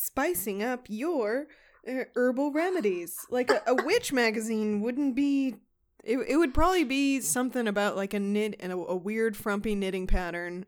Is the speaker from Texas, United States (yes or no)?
yes; Houston, Texas, United States; we are from Texas